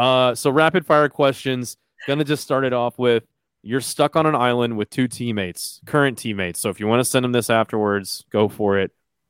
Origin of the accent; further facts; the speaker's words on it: Garland, Texas, United States; People are listening to this that have lived in North Texas and know about Rockwall because we grew up in Garland.